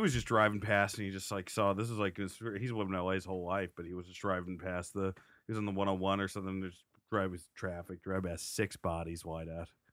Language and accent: English; New Jersey, United States; I'm from Jersey